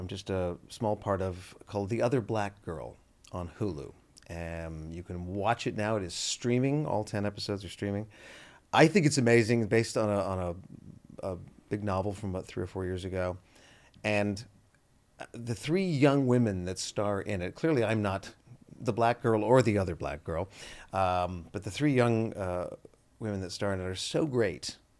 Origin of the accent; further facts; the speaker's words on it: Canada; now in United States; We are nice. To your face.